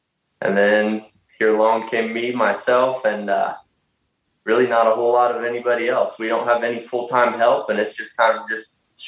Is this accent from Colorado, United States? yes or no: yes; Southeast Colorado, United States; I'm from Southeast Colorado.